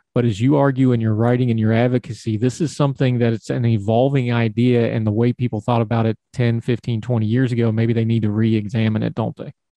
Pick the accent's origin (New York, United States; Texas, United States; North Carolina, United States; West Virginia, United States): West Virginia, United States; I grew up in West Virginia